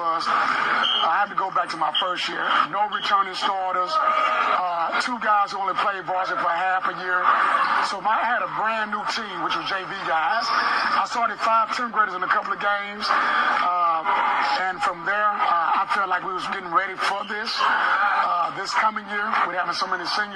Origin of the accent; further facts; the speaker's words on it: Little Rock, Arkansas, United States; also born or lived in Pine Bluff, Arkansas; now in Georgia, United States; I'm from Palm Bluff, Arkansas, originally. I grew up in Little Rock, which is up where my parents are from. Born and raised